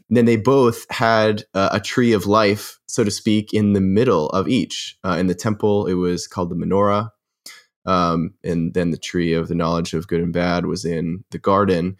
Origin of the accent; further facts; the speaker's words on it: near Boston, Massachusetts, United States; I grew up near Boston.